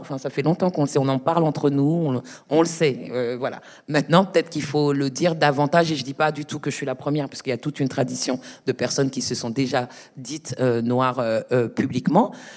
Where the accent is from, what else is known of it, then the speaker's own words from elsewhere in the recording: Paris, Île-de-France, France; je suis de Paris, je suis née à Paris.